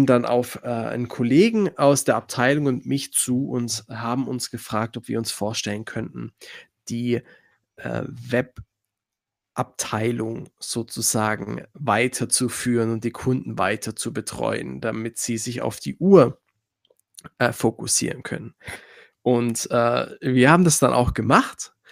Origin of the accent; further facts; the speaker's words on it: Schwäbisch Gmünd, Baden-Württemberg, Germany; accent: Swabian; ich komme aus Schwäbisch Gmünd, bin hier auch geboren. Man hört es wahrscheinlich auch immer mal wieder, äh, das Schwäbisch raus.